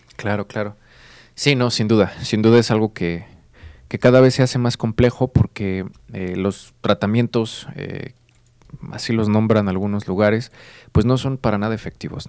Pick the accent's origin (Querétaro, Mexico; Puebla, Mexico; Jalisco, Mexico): Querétaro, Mexico; yo soy del estado de Querétaro